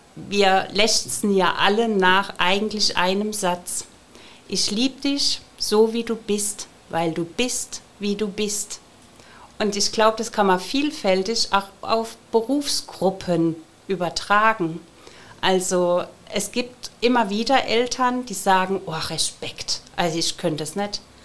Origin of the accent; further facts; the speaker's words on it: Ludwigshafen, Rhineland-Palatinate, Germany; ich bin hier geboren in Ludwigshafen